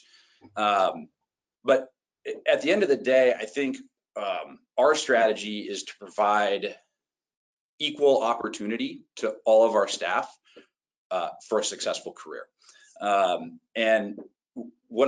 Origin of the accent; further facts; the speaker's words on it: Walnut Creek, California, United States; my hometown, Walnut Creek